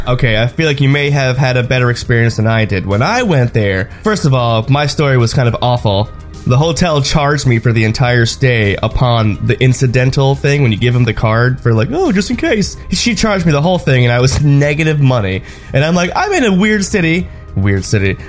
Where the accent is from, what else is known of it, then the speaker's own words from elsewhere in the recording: New York City, New York, United States; I'm from New York City